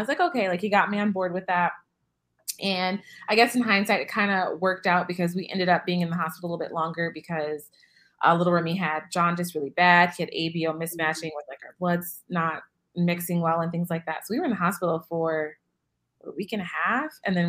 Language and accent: English; Illinois, United States; So I'm from Illinois and my husband's from Omaha and we lived in Iowa at the time.